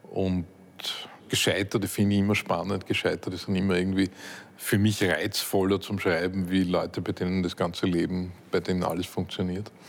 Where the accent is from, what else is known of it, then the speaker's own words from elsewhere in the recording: Upper Austria, Austria; Ich bin in Oberösterreich am Land aufgewachsen, in einer Gegend, wo es irgendwie heißt, nichts gesagt ist gelobt genug.